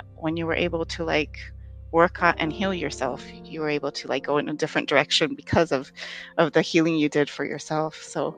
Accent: Chicago, Illinois, United States; born there; So I was born in Chicago, Illinois.

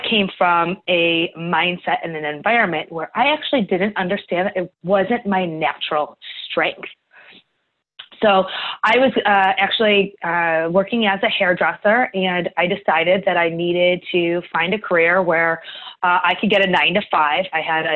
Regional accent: Cleveland, Ohio, United States; So I grew up in Cleveland, Ohio

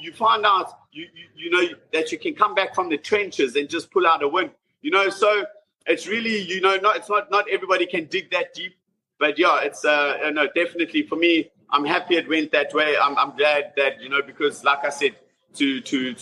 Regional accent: South Africa; moved away as an adult; now in London, United Kingdom; I was raised in South Africa

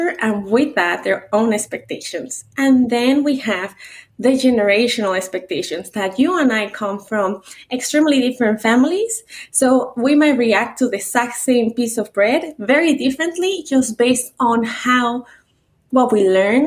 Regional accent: Mexico City, Mexico; English is a second language; now in United States; I was born and raised in Mexico City in a very traditional culture with a very traditional dad. I moved to the States without speaking the language

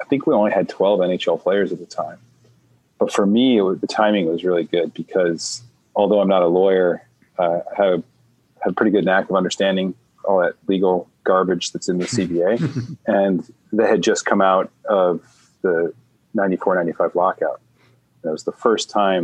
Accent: Buffalo, New York, United States; moved away as an adult; now in California, United States; I grew up in Buffalo, New York, played hockey my whole life

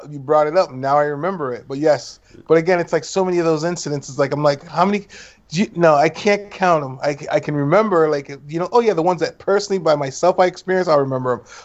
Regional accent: Montreal, Quebec, Canada; As a um, a child growing up in Montreal, Canada

